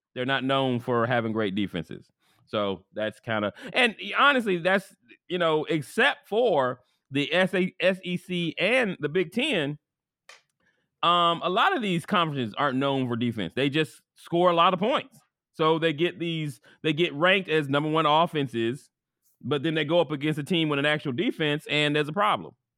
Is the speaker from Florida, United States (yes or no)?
yes; Florida, United States; we grew up in Florida